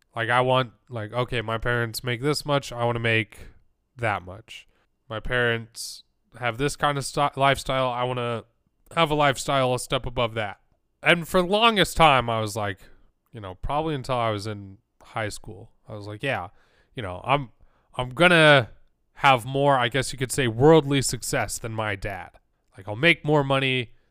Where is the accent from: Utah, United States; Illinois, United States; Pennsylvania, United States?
Utah, United States; growing up in Utah